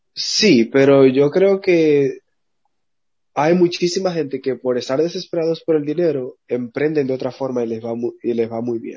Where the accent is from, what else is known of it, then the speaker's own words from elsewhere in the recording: Dominican Republic; como le decimos en, dominicano